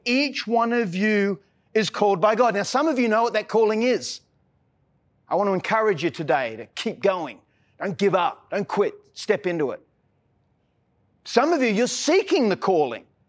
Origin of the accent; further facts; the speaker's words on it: Australia; I'm an Aussie